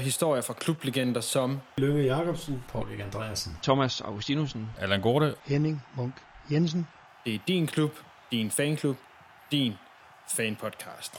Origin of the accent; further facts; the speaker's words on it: North Jutland, North Denmark Region, Denmark; og så er jeg jo så heroppe fra